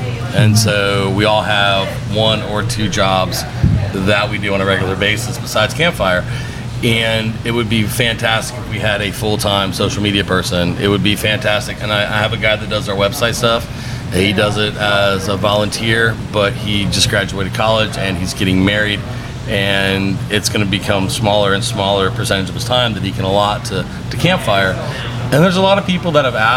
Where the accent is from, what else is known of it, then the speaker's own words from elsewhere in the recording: Pensacola area, Florida, United States; Grew up here, went to UWF